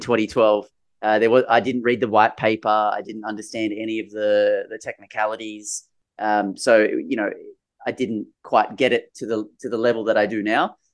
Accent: Sydney, New South Wales, Australia; I grew up in Sydney, in New South Wales

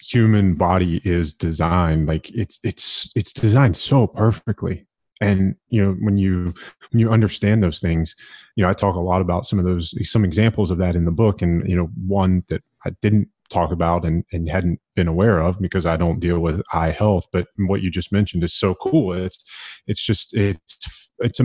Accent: United States; I'm an American.

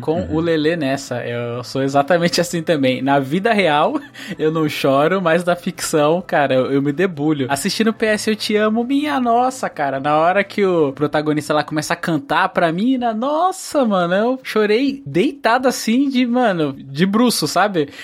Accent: Northeast Region, Brazil; Eu nasci no Nordeste

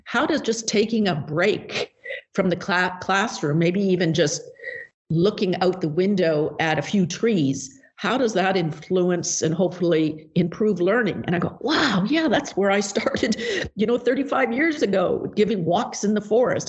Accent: British Columbia, Canada; moved away as an adult; also born or lived in Hong Kong / California / Baltimore, Maryland; now in Bellingham, United States; i taught the, those subjects in my hometown in British Columbia, Canada

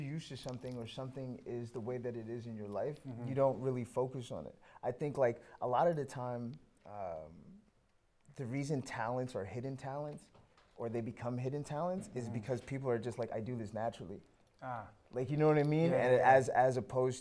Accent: Orlando, Florida, United States; moved away; also born or lived in Toronto, Canada; I was born in Toronto, but a large part of my younger years were spent out in Orlando, Florida.

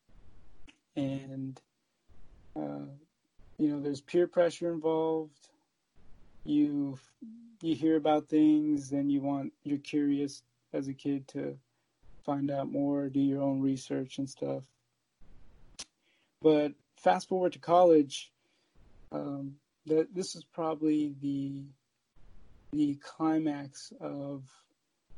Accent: Alexandria and Woodbridge, Virginia, United States; also born or lived in Fairfax, Virginia; I was born in Fairfax, Virginia, but grew up in Alexandria, Virginia and Woodbridge, Virginia

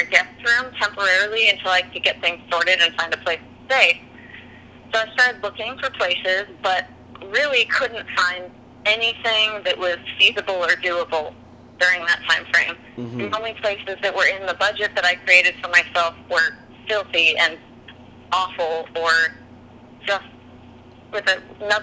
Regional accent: California, United States; moved away as an adult; now in Nashville, United States; I moved from California. I've been living in California my whole life, really.

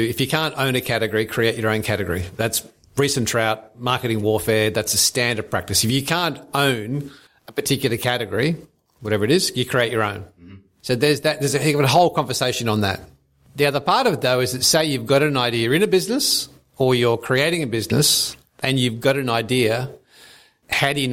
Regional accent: Brisbane, Queensland, Australia; I grew up in Brisbane

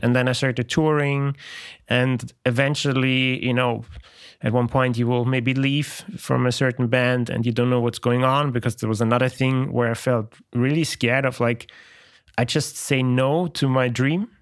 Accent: Austria; moved away as an adult; also born or lived in Poland; I'm from Austria. It's a small country

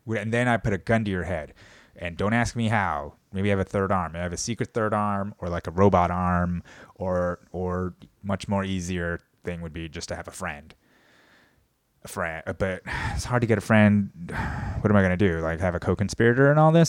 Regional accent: United States; as an American of Korean descent

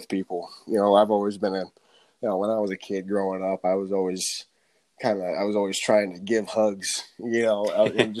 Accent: Bellevue, Nebraska, United States; moved away; Yep, born and raised in Nebraska

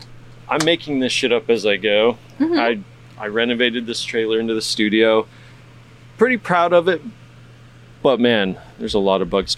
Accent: Texas, United States; I say we, I'm not from Houston, but, you mm-hmm. know, Texas.

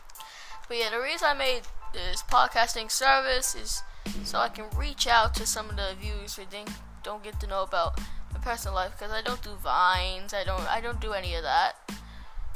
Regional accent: Australia; I'm an Australian boy.

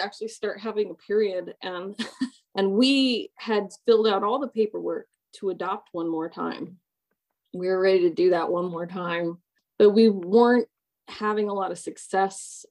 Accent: Orem, Utah, United States; also born or lived in Long Beach, California / Atlanta metro area, Georgia; now in Atlanta, United States; I was born in Long Beach in California

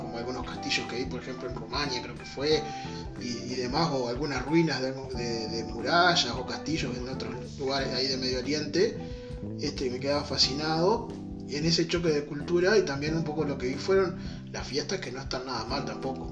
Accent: Uruguay; como uruguayos

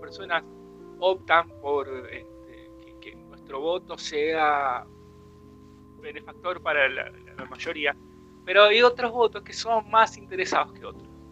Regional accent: Buenos Aires Province, Argentina; yo, como bonaerense

